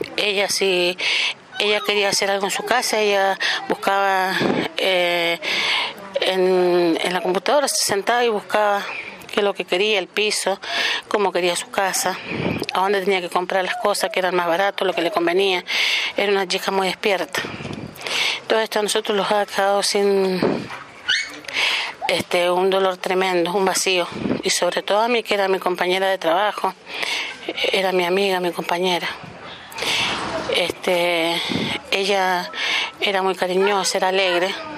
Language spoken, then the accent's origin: Spanish; Mendoza, Argentina; soy de Mendoza, eh, capital